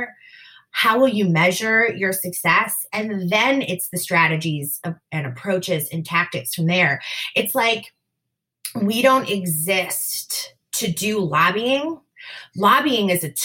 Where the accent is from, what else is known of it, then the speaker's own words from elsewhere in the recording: Wisconsin, United States; my home state of Wisconsin